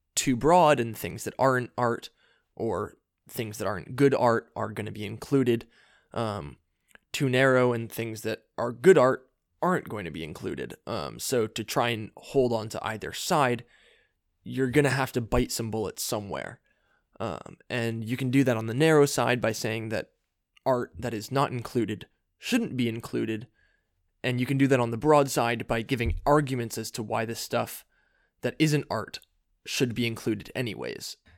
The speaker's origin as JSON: {"language": "English", "town": "San Anselmo", "region": "California", "country": "United States", "tie": "born or raised there", "said": "my hometown of San Anselmo"}